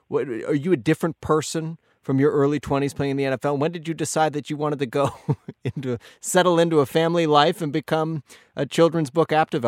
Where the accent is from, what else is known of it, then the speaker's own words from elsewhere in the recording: Canada; I'm a Canadian, and I didn't understand what the positions were